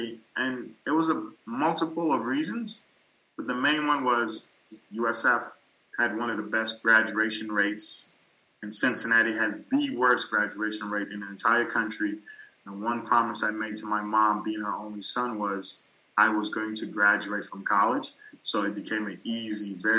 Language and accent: English; U.S. Virgin Islands; moved away; I'm from St. Thomas, United States Virgin Islands